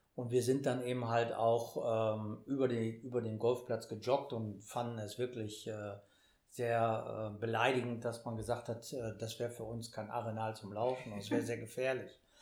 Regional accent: Münster, North Rhine-Westphalia, Germany; ich komme aus Münster

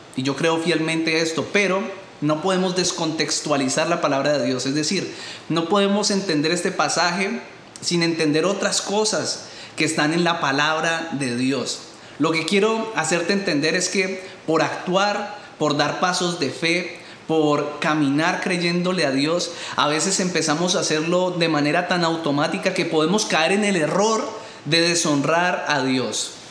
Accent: Colombia; moved away; tantos problemas que hay en mi país de origen

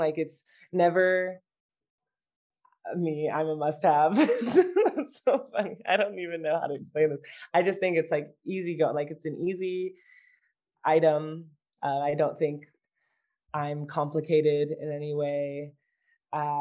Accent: United States

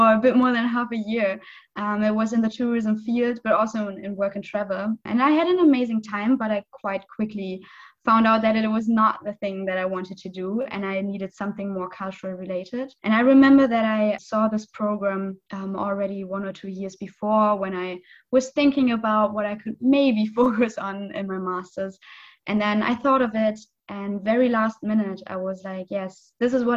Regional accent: western Germany, Germany; moved away as an adult; now in Cottbus, Germany; my hometown is really like the west of the west of the west. So it's really the other side of Germany.

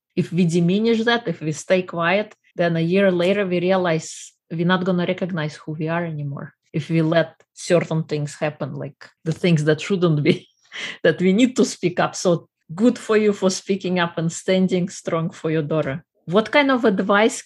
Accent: Russia; moved away; I am originally from Russia

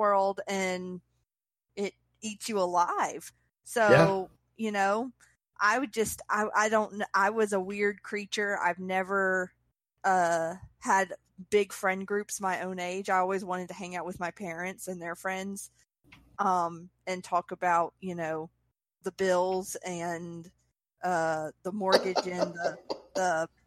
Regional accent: Mississippi, United States; I'm from Mississippi. Mm-hmm. I went to Catholic school in Mississippi

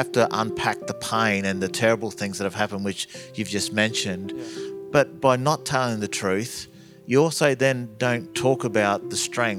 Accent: Shepparton, Victoria, Australia; also born or lived in Canberra; now in Victoria, Australia; I moved down to Victoria when I was about 19 and lived in a place called Shepparton and then went off to Canberra.

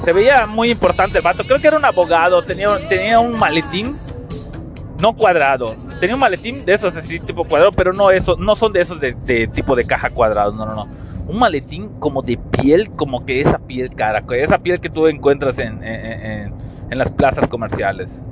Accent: Yucatán, Mexico; Como la mayoría somos de Yucatán

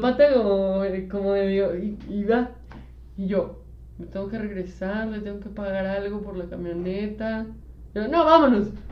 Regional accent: Mexico City, Mexico; sí somos chilangos

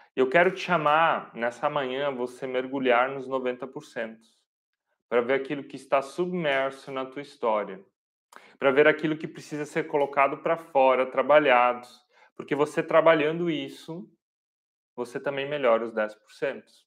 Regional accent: Pomerode, Santa Catarina, Brazil; Eu sou aqui de Pomerode

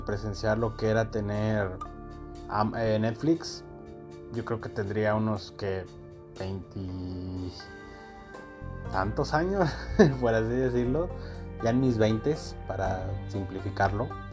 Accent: Coahuila, Mexico; yo soy de Coahuila, muy al norte

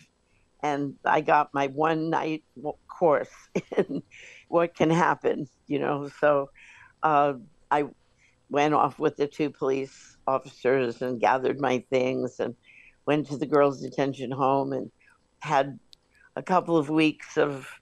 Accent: New York, United States; moved away as an adult; I'm from New York.

